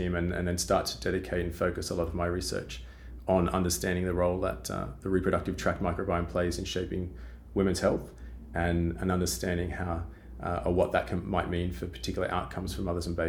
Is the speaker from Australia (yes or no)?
yes; Australia; As you can probably already tell from my accent, I'm originally from Australia.